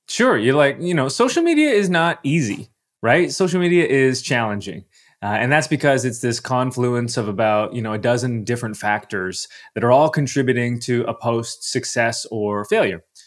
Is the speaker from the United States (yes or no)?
no; Canada; I'm Canadian, so we didn't have A O L Messenger. We had something, we had M S N Messenger in my country.